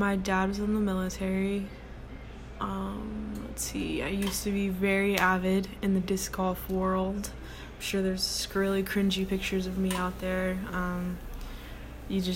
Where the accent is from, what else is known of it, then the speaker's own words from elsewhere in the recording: Texas, United States; I'm from Texas and I'm 20 years old.